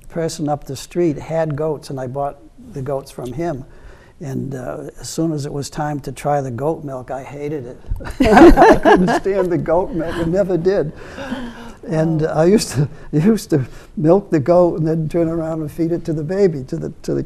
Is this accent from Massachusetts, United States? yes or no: yes; Easton, Massachusetts, United States; born or raised there; also born or lived in Stoughton, Massachusetts / Brockton, Massachusetts